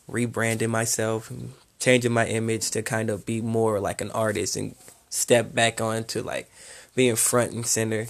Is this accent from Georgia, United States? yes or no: yes; Atlanta, Georgia, United States; I'm born and raised in Atlanta.